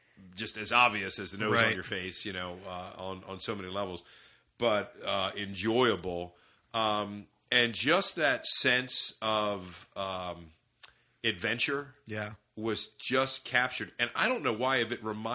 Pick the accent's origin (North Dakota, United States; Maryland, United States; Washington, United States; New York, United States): Maryland, United States; Baltimore County; I grew up in Baltimore County